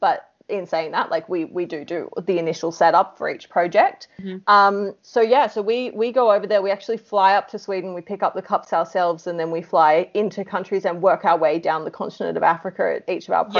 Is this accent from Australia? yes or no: yes; Australia; accent: Australian; our English is Australian English